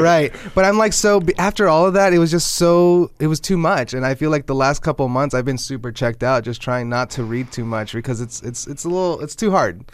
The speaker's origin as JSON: {"language": "English", "country": "United States", "tie": "born or raised there", "said": "I was born here."}